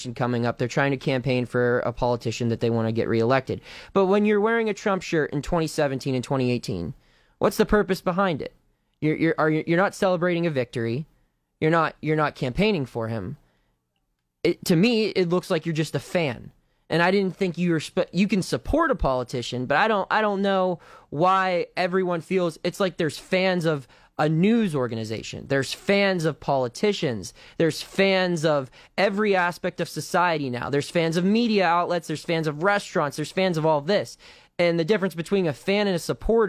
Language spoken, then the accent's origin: English; Pittsburgh, Pennsylvania, United States; now in Ohio, United States; I grew up in Pittsburgh, so I'm a Steelers fan